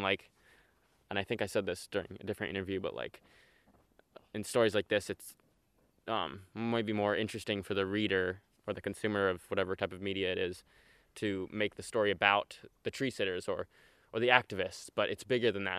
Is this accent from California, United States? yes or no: yes; Elk, California, United States; I'm 18, and I grew up in Elk, California, about 40 minutes from here